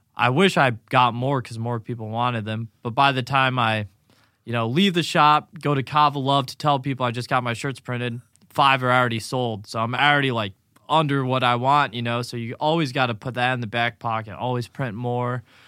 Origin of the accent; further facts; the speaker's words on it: Grayslake, Illinois, United States; moved away as an adult; now in Naples, United States; Grays Lake, Illinois, just north of Chicago, between Milwaukee